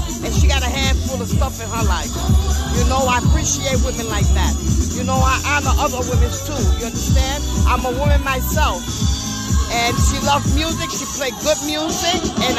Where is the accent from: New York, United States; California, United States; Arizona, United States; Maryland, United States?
New York, United States; New York City; I'm from Brooklyn.